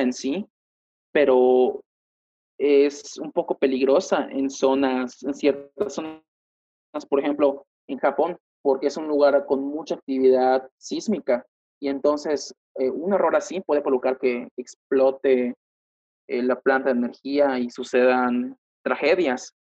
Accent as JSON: {"language": "Spanish", "region": "Yucatán", "country": "Mexico", "said": "yo que soy de Yucatán, pues tengo más apego a la cultura maya"}